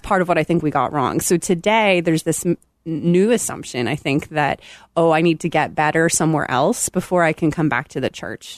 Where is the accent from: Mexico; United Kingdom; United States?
United Kingdom; Belfast, Northern Ireland; moved away as an adult; I am originally from Belfast, Northern Ireland, if you catch a little of that in my sound.